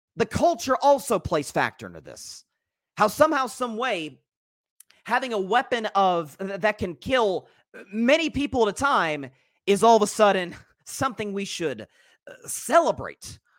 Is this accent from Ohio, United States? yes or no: no; Tennessee, United States; my home state of Tennessee